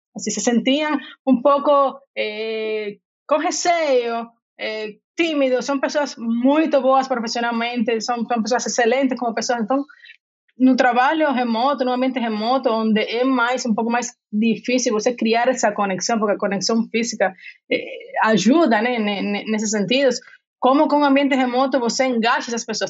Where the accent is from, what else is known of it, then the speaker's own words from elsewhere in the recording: Cuba; Portuguese is a second language; moved away as an adult; also born or lived in Rio de Janeiro / Salvador; now in São Paulo, Brazil; como vocês podem ver pelo meu sotaque, não sou brasileira, sou de Cuba, mas moro no Brasil tem 14 anos